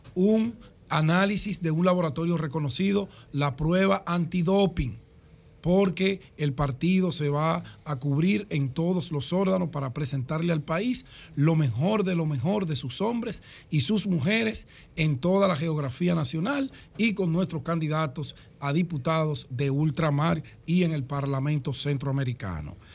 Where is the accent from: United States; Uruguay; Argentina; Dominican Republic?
Dominican Republic; nosotros como dominicanos